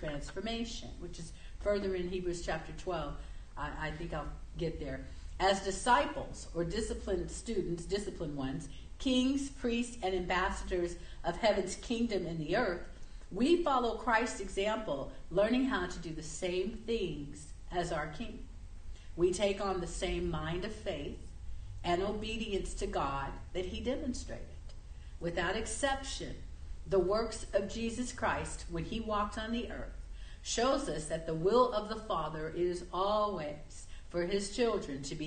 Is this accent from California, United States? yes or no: yes; Southern California, United States; Where I lived, when I grew up in Southern California